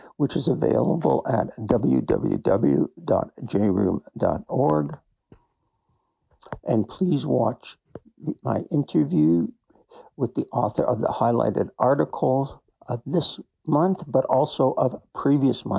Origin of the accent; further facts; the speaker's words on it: Canada; As a Canadian